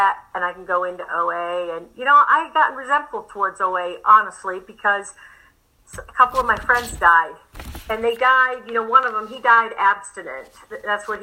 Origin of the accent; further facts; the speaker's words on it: England, United Kingdom; moved away; I'm from England